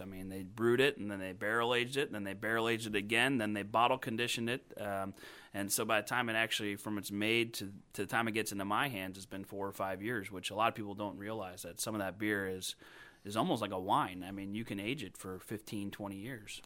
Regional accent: Crown Point, Indiana, United States; also born or lived in Crawfordsville, Indiana / Boston, Massachusetts; now in Indianapolis, United States; I grew up in Crown Point, Indiana. Uh, so I'm a Hoosier born and raised

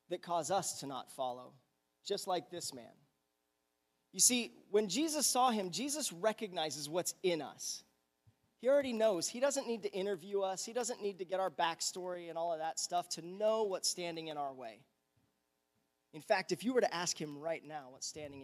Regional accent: United States

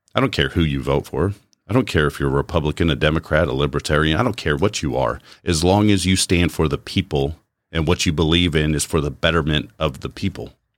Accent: United States; as an American, I've enjoyed the society I've lived in for the bulk of my life

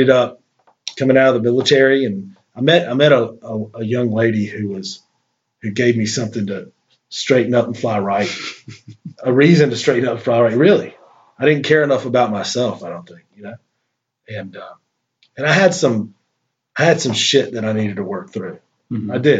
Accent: Shelby, North Carolina, United States; born January 26, 1975 in Shelby, North Carolina, which is a small town, a medium-sized town, about 45 minutes away from Charlotte, which is a big town and the largest city in North Carolina and kind of a banking center of the South. So, I enjoyed growing up in Shelby

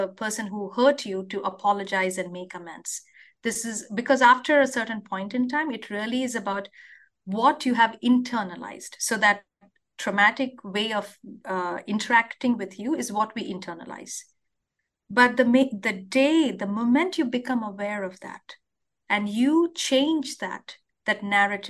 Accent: India; moved away as an adult; now in Wisconsin, United States; I grew up in India

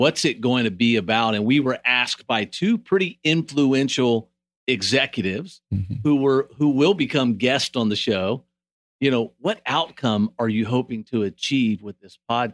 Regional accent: Springfield, United States; I'm pretty involved in the men's world in my hometown of Springfield

